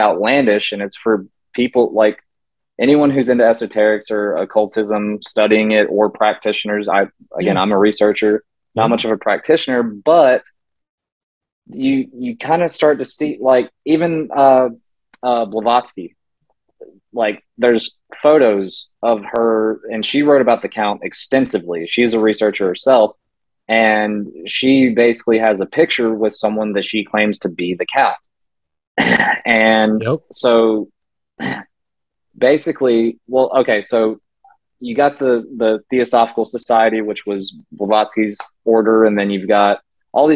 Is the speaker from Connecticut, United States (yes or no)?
no; Charlotte, North Carolina, United States; Charlotte's my hometown. I work in Charlotte still. Like, I don't live there currently